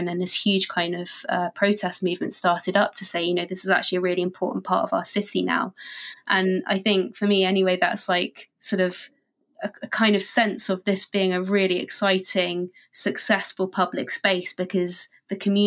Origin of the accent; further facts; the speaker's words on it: London, United Kingdom; I grew up in London